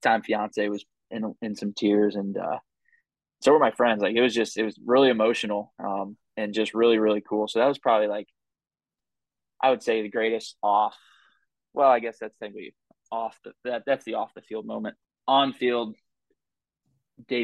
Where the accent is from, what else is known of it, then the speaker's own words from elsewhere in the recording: Southern Illinois, United States; also born or lived in St. Louis, Missouri; I grew up in Southern Illinois, like 15 minutes from the city. So I'd always just considered St. Louis as home